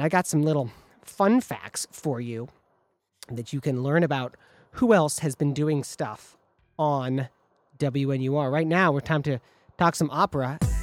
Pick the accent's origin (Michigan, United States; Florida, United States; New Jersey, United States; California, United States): Michigan, United States; now in Chicago, United States; Growing up in Michigan